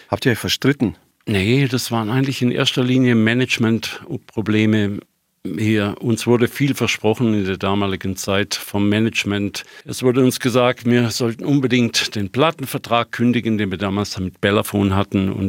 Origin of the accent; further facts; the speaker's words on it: Germany; Die … ist gegründet worden als eine Schweizer Band. Ich war damals der einzige Deutsche dabei.